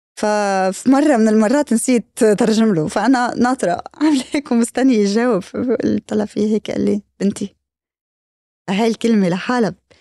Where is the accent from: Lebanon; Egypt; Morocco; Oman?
Lebanon; بالنسبة لنا كلبنانيين